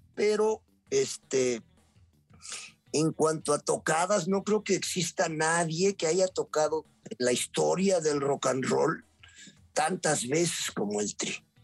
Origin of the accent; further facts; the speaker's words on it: Puebla, Mexico; yo soy poblano chicharronero